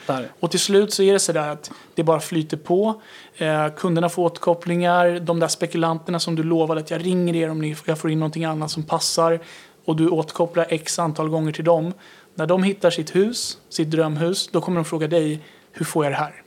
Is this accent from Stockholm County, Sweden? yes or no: yes; Tyresö, Stockholm County, Sweden; jag är uppvuxen i Tyresö